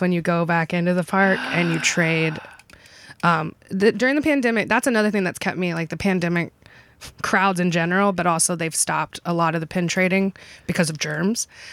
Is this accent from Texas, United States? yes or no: no; Kentucky, United States; now in Sarasota, United States; I'm from Kentucky